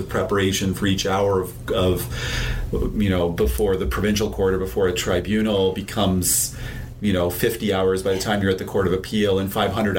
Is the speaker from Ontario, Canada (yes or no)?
yes; Ontario, Canada; now in British Columbia, Canada; I'm from Ontario